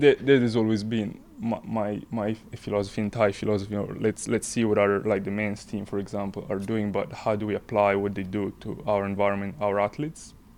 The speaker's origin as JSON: {"language": "English", "region": "northern Italy", "country": "Italy", "tie": "born or raised there", "moved": "as an adult", "lives_now": "Scotland", "said": "I grew up in Italy, um, small town, north part of Italy"}